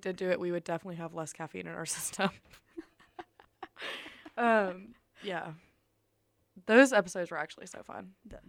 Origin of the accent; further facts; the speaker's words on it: Germany; born there; But when people ask me, I just blame it on the fact that I was born in Germany.